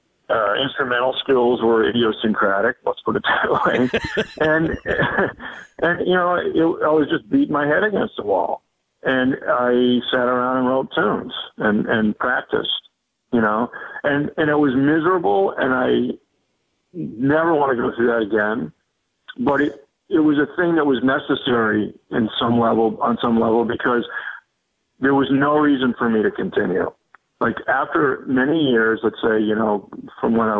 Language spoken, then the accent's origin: English; Boston, Massachusetts, United States; also born or lived in Montreal; growing up in the Boston area